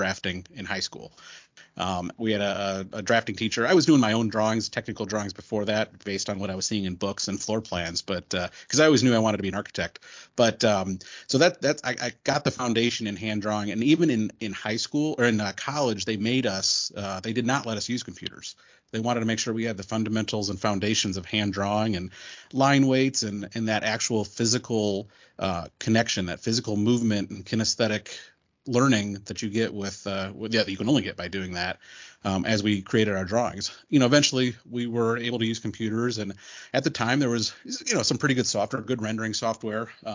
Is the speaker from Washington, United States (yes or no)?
no; Northern Ohio, United States; also born or lived in Columbus, Ohio; now in Cincinnati, United States; I'm originally from Northern Ohio, so it's not back to Cincinnati, but I did go to school here